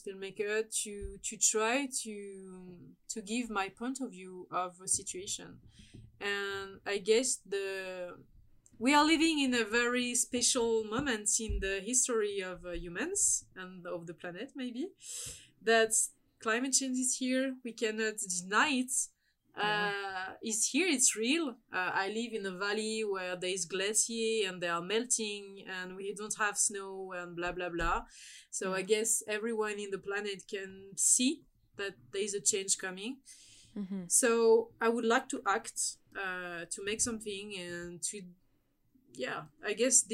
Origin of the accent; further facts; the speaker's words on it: France; as a French